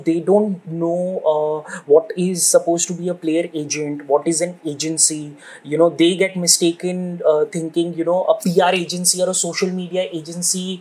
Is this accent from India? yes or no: yes; India; also born or lived in Bangalore; growing up in India